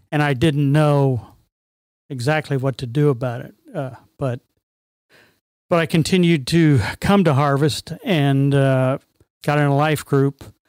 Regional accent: Bethesda, Maryland, United States; I was born in Bethesda, Maryland

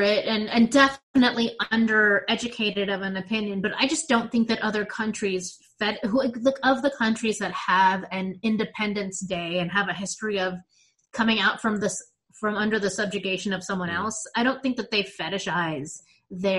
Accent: United States; I am an American citizen, born and raised

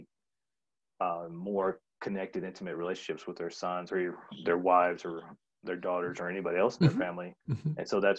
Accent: the South, United States; moved away; I grew up in the South, and it started out as Southern Baptist

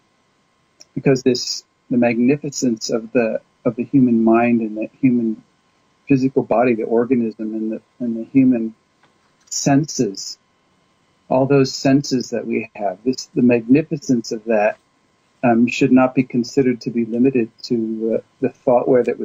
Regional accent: California, United States; also born or lived in Kansas; I was born in Kansas. I grew up mostly in California

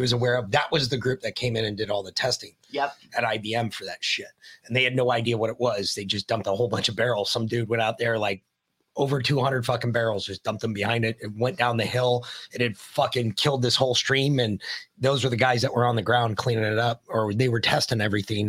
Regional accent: Georgia, United States; I'm from Georgia

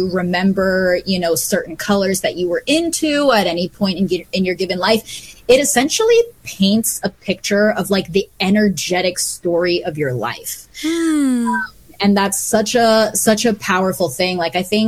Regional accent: Bethesda, Maryland, United States; also born or lived in Canada; I grew up on the East Coast in Bethesda, Maryland

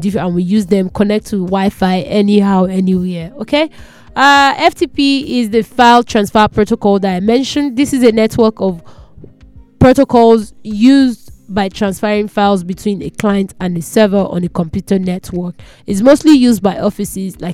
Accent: Nigeria; I'm a Nigerian

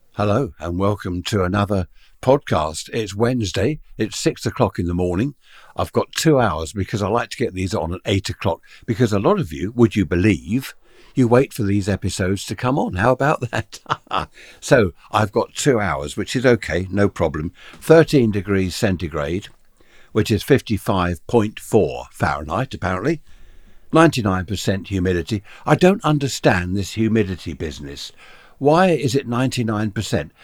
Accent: United Kingdom; big houses that we used to have in the U K here in my hometown.

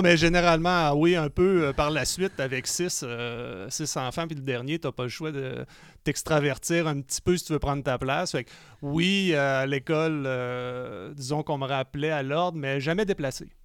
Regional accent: Quebec City, Quebec, Canada; je suis né à Québec

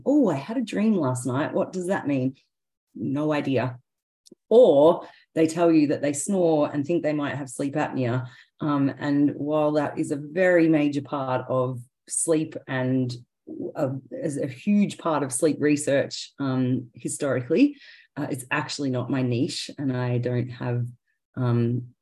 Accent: Victoria, Australia; also born or lived in Queensland; I was born in Queensland, but grew up in Victoria.

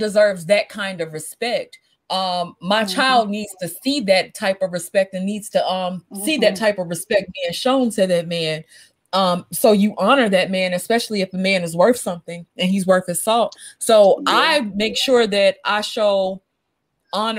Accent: the South, United States; I come from the South, and South, even though I had a child out of wedlock, I'm still from the South

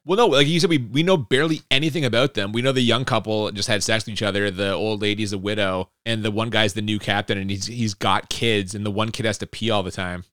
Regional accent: Canada; we're Canadian

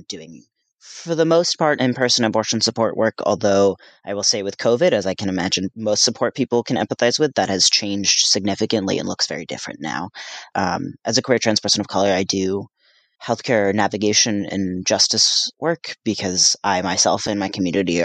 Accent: New Jersey, United States; also born or lived in Paraguay; now in Boston, United States; I consider myself from Paraguay, although I was raised in New Jersey

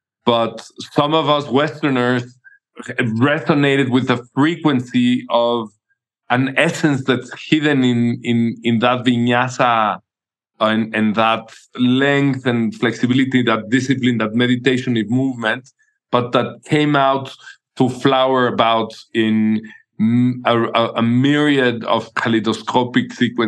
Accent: Mexico City, Mexico; born there; I was born in Mexico City. Back then when it was not a very famous place and people were all afraid of this being a dangerous place.

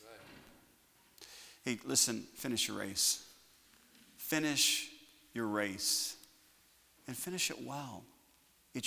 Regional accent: United States; I'm just an American

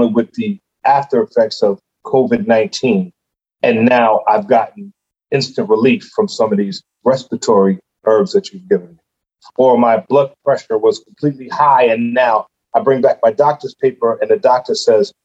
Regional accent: New York City, New York, United States; I'm from Brooklyn, New York, Bedford-Stuyvesant

